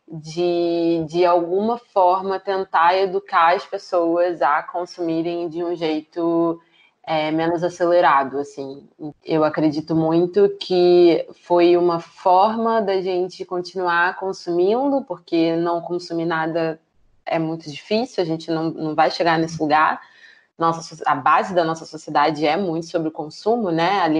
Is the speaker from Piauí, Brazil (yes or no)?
no; Rio de Janeiro, Brazil; born there; É, a gente nasceu no Rio de Janeiro